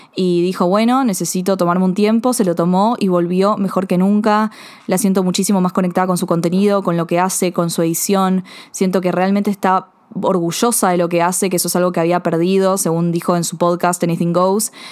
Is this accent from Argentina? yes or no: yes; Buenos Aires, Argentina; siempre crecí, viví en Buenos Aires, Argentina